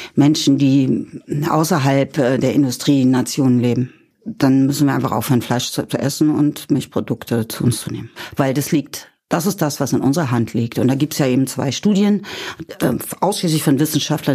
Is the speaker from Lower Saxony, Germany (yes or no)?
yes; Kirchweyhe, Lower Saxony, Germany; ich komme aus Niedersachsen, aus dem Norden Deutschlands